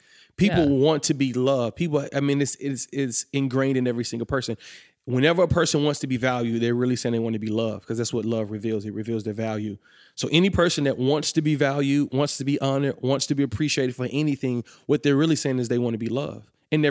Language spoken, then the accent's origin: English; Atlanta, Georgia, United States; now in Kentucky, United States; So I'm originally from Atlanta.